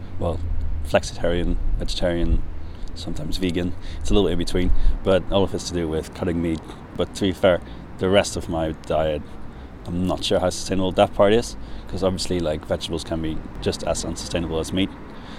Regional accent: Netherlands; I'm from the Netherlands.

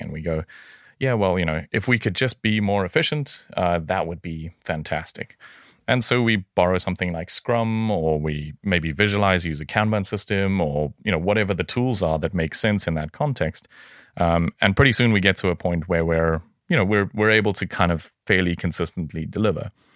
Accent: South Africa; moved away; I hail originally from South Africa.

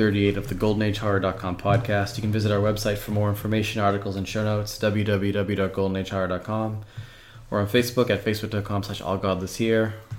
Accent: United States; as an American watching a movie

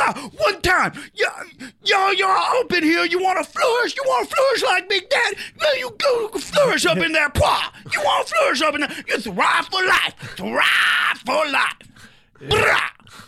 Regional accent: Detroit, Michigan, United States; Windsor. I grew up in Detroit, so.

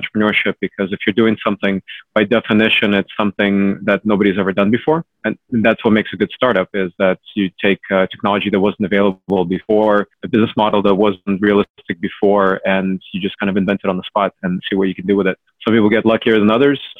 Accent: Cupertino, California, United States; also born or lived in Ukraine; So I was born in Ukraine. I grew up in Cupertino, largely, since I was about 8 years old

